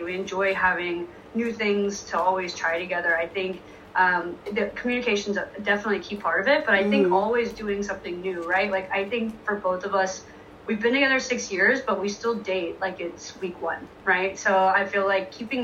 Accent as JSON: {"language": "English", "region": "Tennessee", "country": "United States", "tie": "born or raised there", "said": "I grew up in Tennessee. So the South in the U.S."}